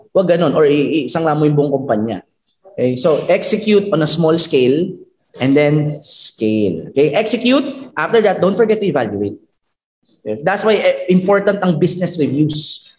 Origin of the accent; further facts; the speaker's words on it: Bicol Region, Philippines; I, I'm from from Bicol